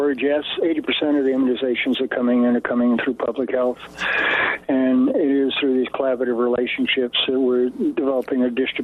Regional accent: the South, United States; moved away as an adult; also born or lived in Los Angeles / Nepal / Uganda / New Orleans; now in Nevada City, United States; I'm from the South

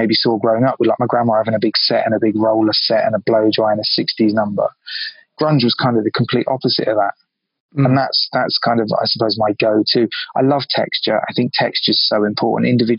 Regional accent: London, United Kingdom; moved away as an adult; also born or lived in Biarritz, France; now in New York, United States; I grew up in London. I cut my teeth in London. I'm from London.

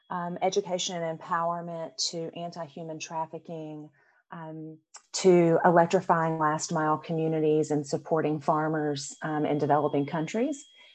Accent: Arkansas, United States; moved away as an adult; also born or lived in Washington, D.C.; I grew up in Arkansas. I went to school at the University of Arkansas at Fayetteville

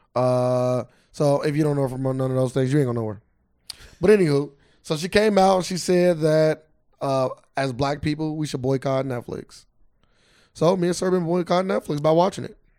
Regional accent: Cincinnati, Ohio, United States; we're from Cincinnati

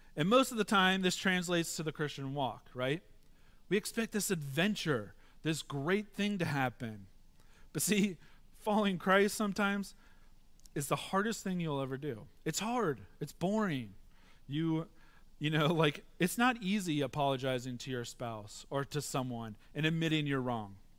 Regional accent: Midwest, United States; moved away; Growing up in the Midwest, I've had to, uh, come and understand tra-, more traffic here 'cause I'm not used to it

